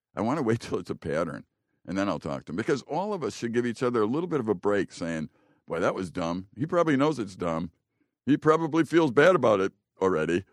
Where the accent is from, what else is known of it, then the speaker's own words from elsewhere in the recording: Chicago, Illinois, United States; now in Green Bay, United States; I grew up in Chicago in the, in the very Polish neighborhood.